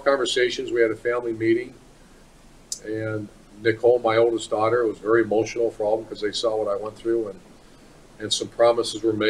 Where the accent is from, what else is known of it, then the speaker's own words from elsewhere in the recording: Ohio, United States; moved away; also born or lived in Florida; That's my home school. That's my home state